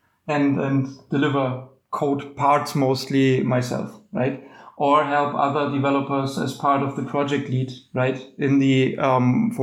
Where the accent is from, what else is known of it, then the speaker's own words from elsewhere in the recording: Germany; I come from Germany